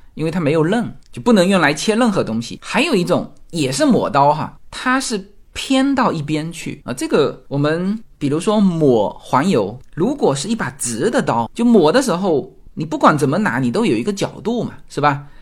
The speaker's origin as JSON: {"language": "Chinese", "country": "China", "moved": "yes", "lives_now": "United States", "said": "我们中国人喝酒是一个叫团体行为"}